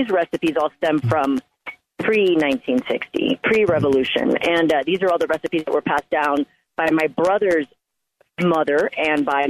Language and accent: English; Miami, Florida, United States; moved away as an adult; also born or lived in Cuba (heritage); now in Colorado, United States; I was raised in Miami